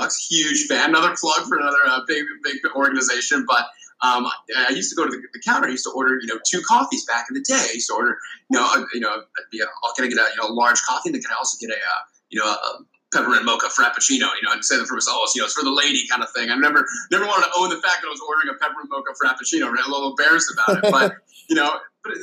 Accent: Honolulu, Hawaii, United States; moved away as an adult; now in San Francisco, United States; I was born and raised, lucky to be born and raised in Honolulu, Hawaii

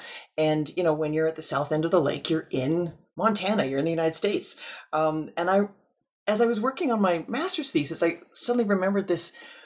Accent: Calgary, Alberta, Canada; I am teaching in Southern Alberta, as you noted, but I actually grew up here as well. So I grew up in Calgary, which is just a little bit north of where I am now, a little bit north of the border.

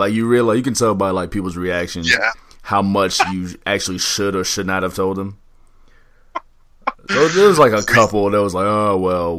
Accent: Central Time Zone, United States; I'm born and raised in Central Standard Time, so I'm actually kind of excited to get back on Central Time.

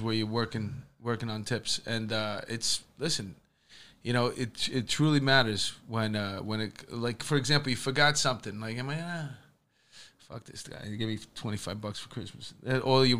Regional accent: New York, United States; I grew up in New York at a diner

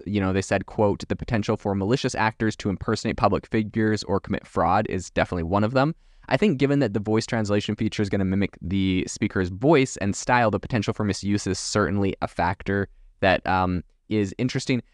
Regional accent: Canada; moved away; also born or lived in France; I'm from Canada originally.

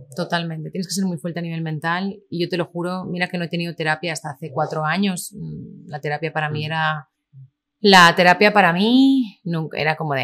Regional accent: Lleida, Catalonia, Spain; also born or lived in Miami, United States; en Lleida, en mi tierra

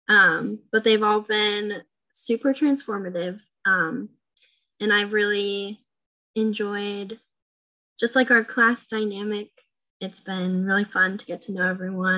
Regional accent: New Hampshire, United States; moved away as an adult; now in Ohio, United States; I was born and raised in New Hampshire

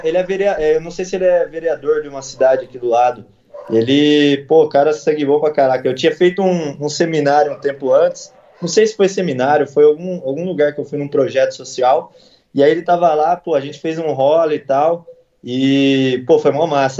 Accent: Campinas, São Paulo, Brazil; Eu sou do Dick, né, aqui de Campinas. O Dick é um bairro, porra, eu era quebrada, né? Quando eu, eu cresci quebrado

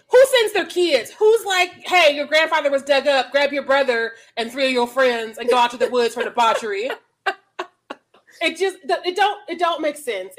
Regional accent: Missouri, United States; growing up in Missouri

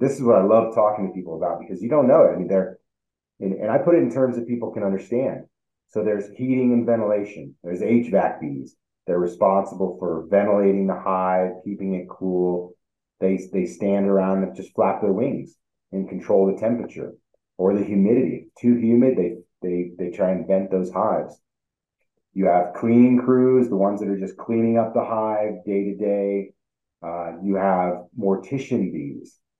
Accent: Northwest Ohio, United States; now in Colorado, United States; when I was a kid, you know, I grew up in Northwest Ohio.

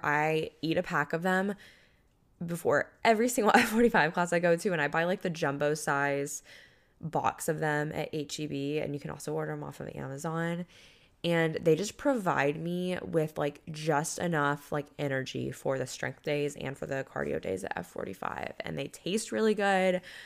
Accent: Panama City Beach, Florida, United States; moved away; a country music festival in my hometown

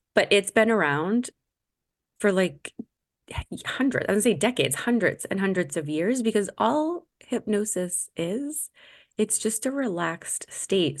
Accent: Massachusetts, United States; growing up in Massachusetts

